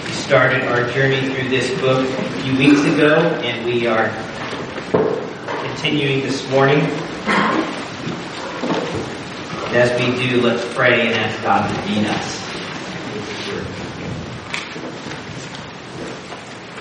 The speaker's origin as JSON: {"language": "English", "region": "Nebraska", "country": "United States", "tie": "born or raised there", "said": "growing up in Nebraska, the Wild West was kind of a thing"}